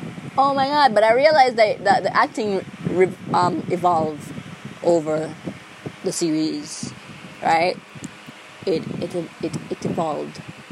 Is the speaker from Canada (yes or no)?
no; Jamaica; accent: Jamaican; I'm a Jamaican. my accent would be really, really easy to catch. Maybe it would be, because, like, Jamaicans don't believe I'm Jamaican.